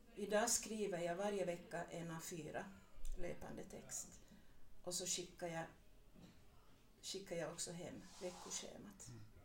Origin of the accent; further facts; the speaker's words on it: Vaasa, Ostrobothnia, Finland; also born or lived in Purmo, near Jakobstad; now in Smedsby, Finland; jag är uppvuxen i Gammalvasa